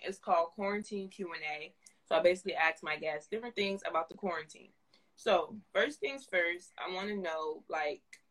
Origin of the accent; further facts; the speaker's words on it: New Jersey, United States; right now, I'm in Jersey. I'm from Jersey. I live here